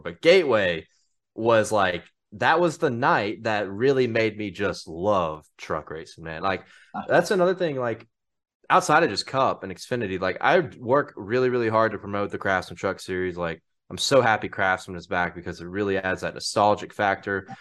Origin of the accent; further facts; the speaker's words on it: Mississippi, United States; I'm from Mississippi